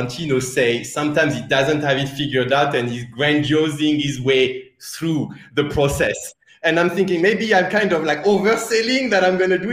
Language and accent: English; France; accent: French; English is a second language; moved away; my French accent